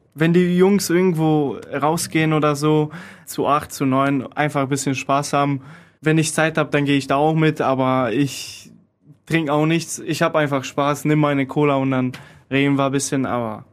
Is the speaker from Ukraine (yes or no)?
no; Poland; German is a second language; now in Krefeld, Germany; Ich komme aus Polen